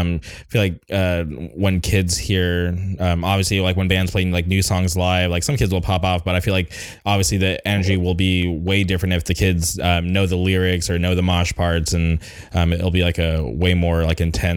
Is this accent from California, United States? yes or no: yes; California, United States; I'm obviously from California